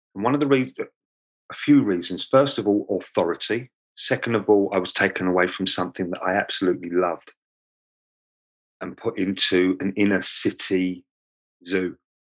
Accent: London, United Kingdom; accent: Cockney; moved away; I was born in Lambeth, um, which is south of the river in London, um, and that makes me a Cockney.

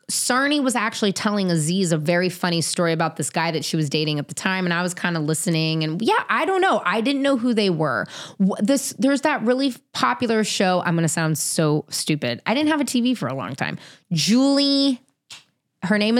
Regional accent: the Bay Area, California, United States; He and I grew up together in the Bay

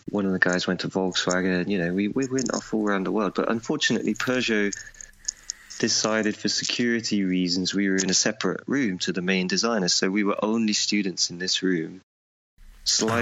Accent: United Kingdom; I'm British

